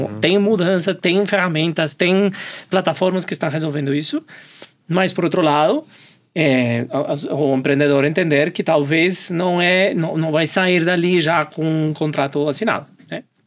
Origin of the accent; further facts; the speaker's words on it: Colombia; Portuguese is a second language; moved away as an adult; now in Brazil; Eu sou colombiano. vamos se acostumar com o meu sotaque estou aqui